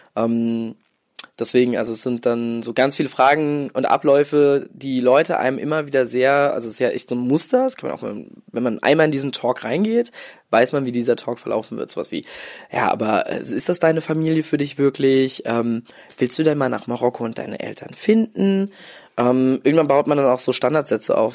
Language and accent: German; Mainz, Rhineland-Palatinate, Germany; also born or lived in Morocco; ich bin in Mainz aufgewachsen, beziehungsweise im Dorf in der Nähe von Mainz.